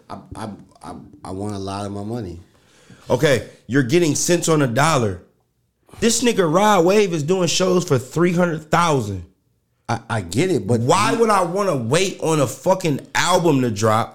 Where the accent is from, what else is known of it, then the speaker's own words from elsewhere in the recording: New York City, New York, United States; I'm from New York City